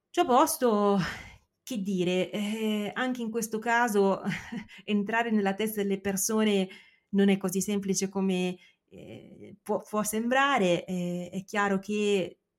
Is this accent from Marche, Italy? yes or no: no; San Patrignano area, Emilia-Romagna, Italy; per quanto riguarda San Patrignano è bello da vedere perché è eh, chiaramente la mia terra.